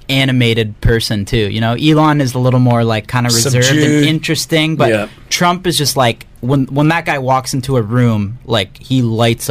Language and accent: English; Canada; I'm Canadian too